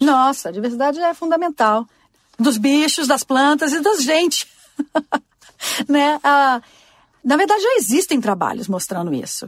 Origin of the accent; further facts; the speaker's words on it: Brazil; moved away as an adult; also born or lived in Washington; now in United States; crescendo no Brasil